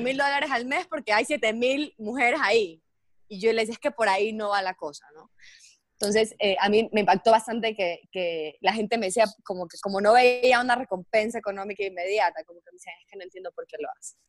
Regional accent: Guayaquil, Guayas, Ecuador; moved away as an adult; also born or lived in Mexico; soy de Guayaquil, viví seis años en México, y era parte del grupo allá, y me encanta, y me regresé a vivir a Ecuador

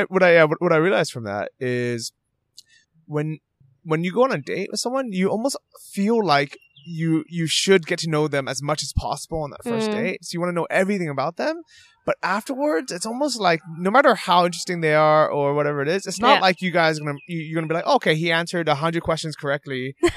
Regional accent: San Francisco, California, United States; Yeah, I like it, and actually, I feel kind of the same way, because I grew up in San Francisco.

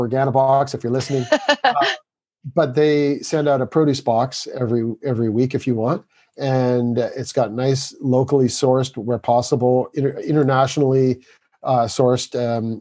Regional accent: Canada; moved away as an adult; now in England, United Kingdom; I'm from Canada. I live in England.

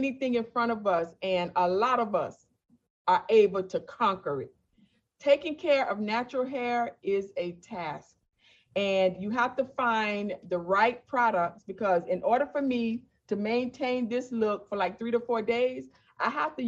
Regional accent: Miami, Florida, United States; also born or lived in Fort Lauderdale, Florida / West Palm Beach, Florida / Riviera Beach, Florida; I am a 100% Floridian. I've never seen snow. I was born in Fort Lauderdale. We moved to West Palm Beach, Riviera. And when I was about 8 or 9, when I was about 9, we moved to Miami.

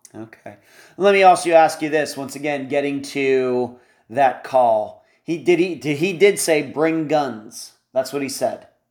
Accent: western Pennsylvania, United States; moved away; I'm from originally from Pennsylvania, not flat where I grew up in western Pennsylvania

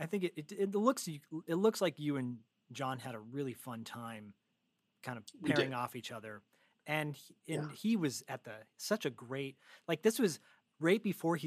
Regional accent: Michigan, United States; also born or lived in outside Detroit; now in California, United States; I grew up in Michigan, from Michigan originally

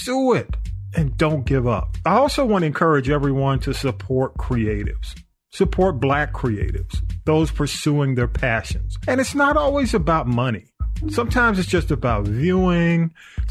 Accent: East Point, Georgia, United States; my hometown of East Point

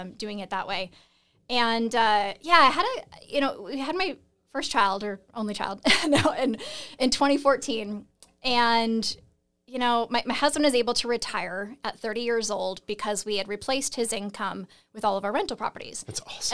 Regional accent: Seattle, Washington, United States; I'm originally from Seattle

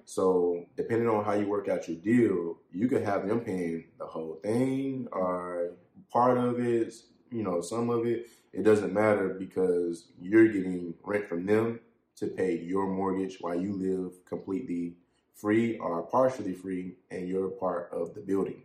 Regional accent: Columbia, South Carolina, United States; born or raised there

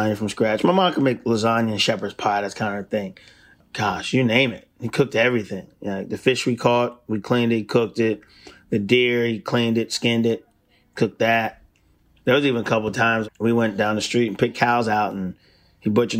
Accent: Milton, Delaware, United States; moved away as an adult; now in Nashville, United States; growing up in Delaware was cool

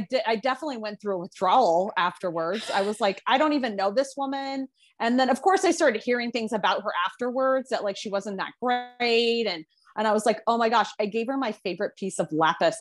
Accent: Phoenix, Arizona, United States; I was born and raised in Phoenix

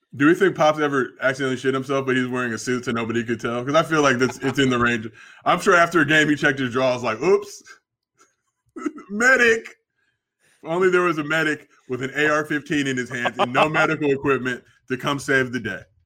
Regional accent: New York, United States; now in Los Angeles, United States; I don't even live in New York

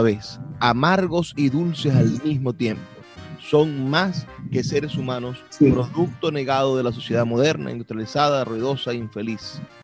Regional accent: Venezuela; somos venezolanos

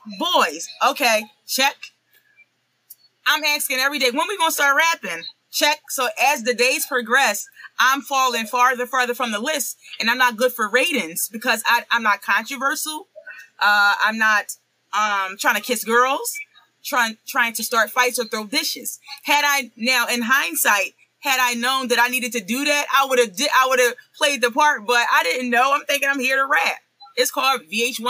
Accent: Philadelphia, Pennsylvania, United States; I'm from, born and raised in Philadelphia, PA, in a Mount Airy section of Philly

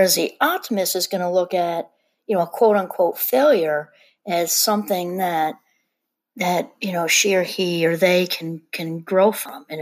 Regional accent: New York area, United States; moved away; I'm originally from the New York area

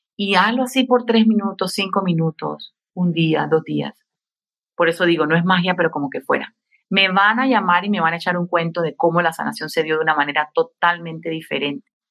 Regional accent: Panama; acá en mi país, en Panamá

